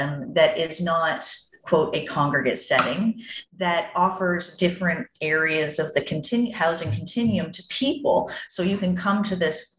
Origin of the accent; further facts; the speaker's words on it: Toronto, Ontario, Canada; moved away; I'm from Toronto